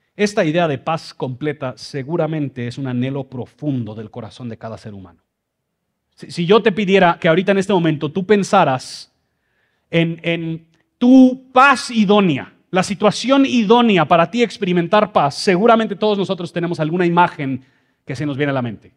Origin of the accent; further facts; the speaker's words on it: Mexico City, Mexico; moved away; yo crecí en Ciudad de México, por eso esta cara con este español